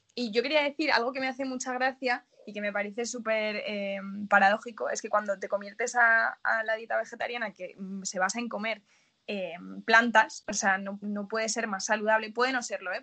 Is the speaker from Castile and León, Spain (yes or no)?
yes; Salamanca, Castile and León, Spain; moved away as an adult; now in Madrid, Spain; yo vengo de Salamanca, además que es una ciudad súper carnívora